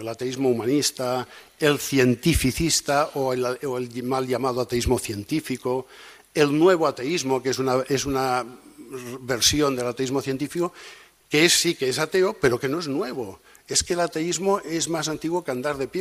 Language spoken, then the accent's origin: Spanish; Catalonia, Spain; soy catalán